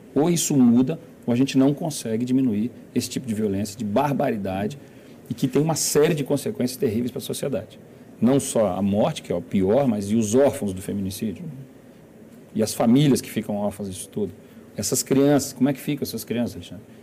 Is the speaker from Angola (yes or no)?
no; Brasília, Federal District, Brazil; como brasiliense também, né, como morador dessa cidade